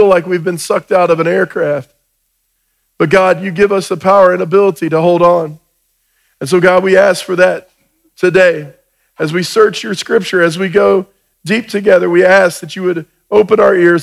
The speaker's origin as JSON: {"language": "English", "region": "Georgia", "country": "United States", "said": "I'm from Georgia."}